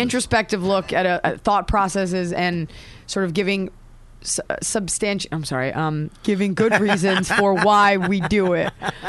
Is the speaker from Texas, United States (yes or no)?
yes; Dallas, Texas, United States; moved away as an adult; also born or lived in Boston; now in Los Angeles, United States; I'm from Dallas, Texas.